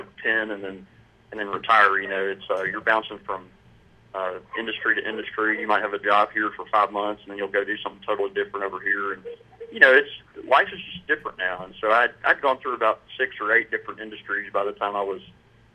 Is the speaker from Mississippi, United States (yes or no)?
yes; Brandon, Mississippi, United States; I grew up in a little community outside of Jackson called Brandon